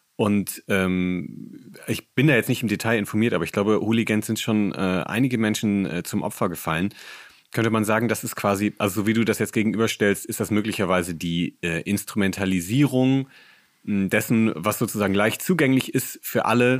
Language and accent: German; Bremen, Germany; Ich komme auch aus der Nähe von Bremen